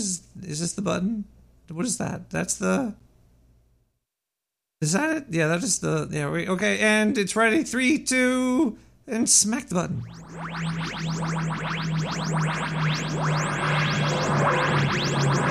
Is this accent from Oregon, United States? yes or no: no; New York City, New York, United States; I'm not from the UK. I'm from Brooklyn.